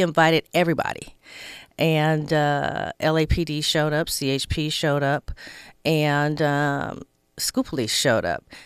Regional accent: Inglewood, California, United States; I grew up in Inglewood

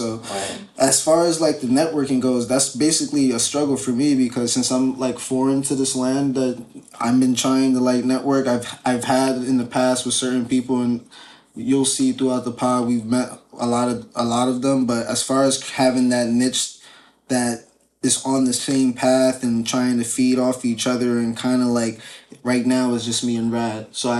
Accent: New York, United States; now in Connecticut, United States; But I am from the Bronx, though.

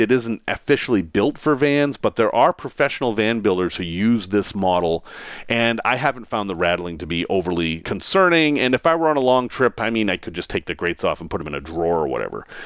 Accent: New England, United States; I grew up in New England

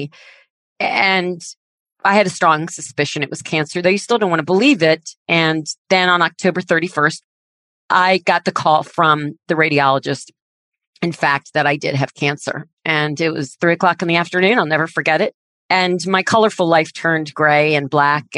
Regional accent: Washington, District of Columbia, United States; I am one of 3 girls born and raised in Washington, D.C.

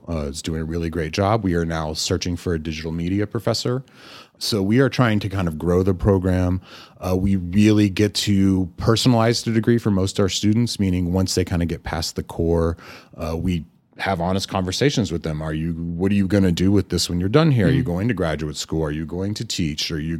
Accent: Germany; born there; also born or lived in Amarillo, United States; I took German, which I was born in Germany, and my mother was a German teacher, and that did not stick.

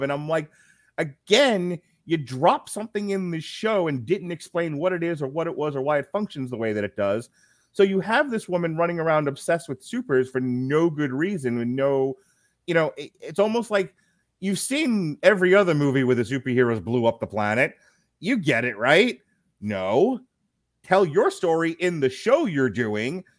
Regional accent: United States; as Americans, being American Americans

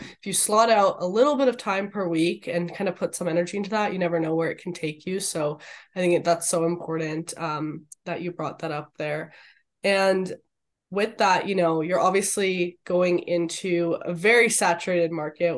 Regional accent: Canada; being Canadian

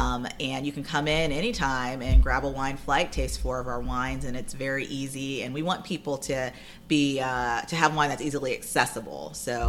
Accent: Ohio, United States; now in Davidson, United States; I'm from Ohio

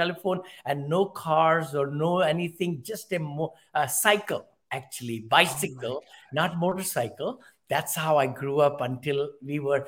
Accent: New Delhi, Delhi, India; moved away as an adult; also born or lived in Mumbai, India; now in United States; I'm from India originally, Ken, and I was born in Motibagh, M-O-T-I, Motibagh, in South Delhi.

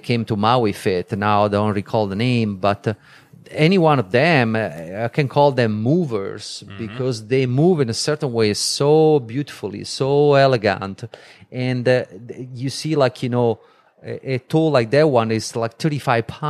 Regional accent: Vieste, Apulia, Italy; moved away; it's my country, it's my hometown.

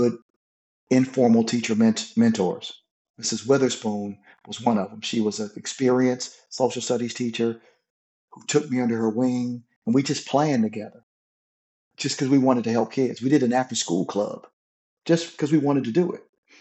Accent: Flint, Michigan, United States; I grew up in Flint, Michigan

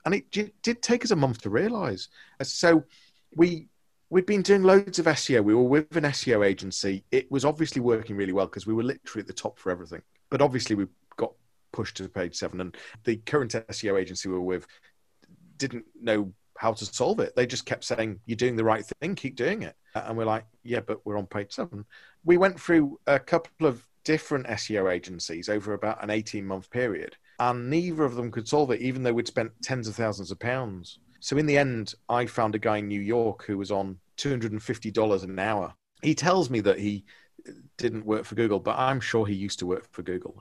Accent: Liverpool, North West England, United Kingdom; moved away as an adult; now in Leeds, United Kingdom; I'm from Liverpool originally. So now in Leeds, I moved here when I was 18

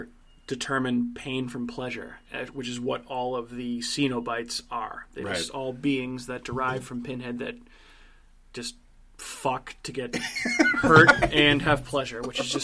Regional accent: Massachusetts, United States; my home state of Massachusetts, our home state of Massachusetts.

